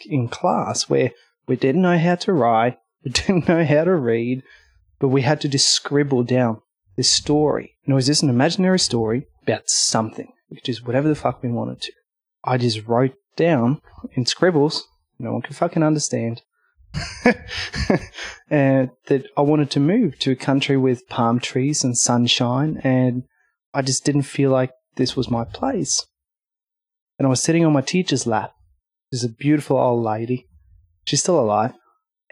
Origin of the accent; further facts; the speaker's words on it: Norway; moved away as an adult; now in Australia; I was born in Norway, up in the mountains